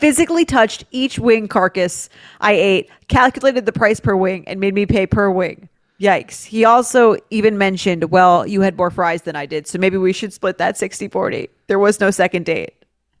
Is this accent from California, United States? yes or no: no; New York City, New York, United States; I'm from New York City. I'm in grad school in the Midwest.